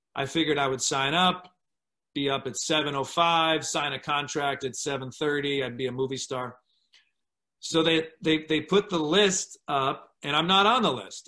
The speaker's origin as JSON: {"language": "English", "region": "Michigan", "country": "United States", "tie": "born or raised there", "moved": "yes", "said": "as an American, as as a privileged white kid growing up in Michigan"}